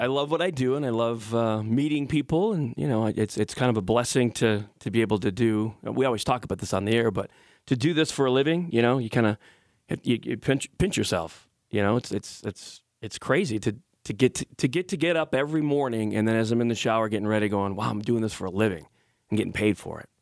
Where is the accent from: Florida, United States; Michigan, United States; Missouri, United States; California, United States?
Michigan, United States; Detroit; I'm from Detroit